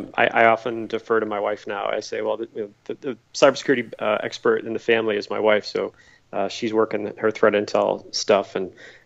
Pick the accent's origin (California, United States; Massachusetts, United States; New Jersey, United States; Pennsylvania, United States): Massachusetts, United States; accent: Boston; Yeah, I was born and raised in Massachusetts. You don't hear it in my accent. I don't really have a Boston accent anymore